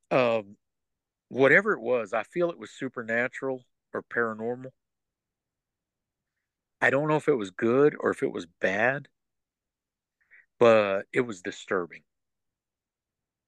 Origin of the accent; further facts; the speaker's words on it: West Texas, United States; moved away as an adult; now in East Texas, United States; I'm originally from West Texas